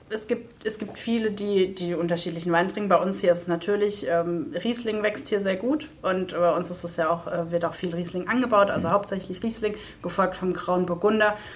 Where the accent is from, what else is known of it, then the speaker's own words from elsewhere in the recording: Heppenheim, Hesse, Germany; ich bin gebürtige Heppenheimerin. Man trifft da einfach auch von früher immer Leute.